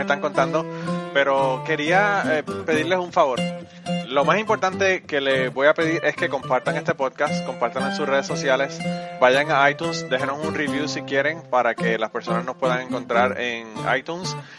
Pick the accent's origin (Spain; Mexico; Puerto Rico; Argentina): Puerto Rico; yo no soy mexicano, yo soy puertorriqueño